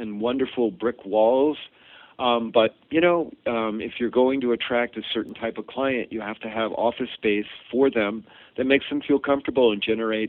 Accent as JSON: {"language": "English", "town": "Boston", "region": "Massachusetts", "country": "United States", "said": "found out that I was from Boston and had this background"}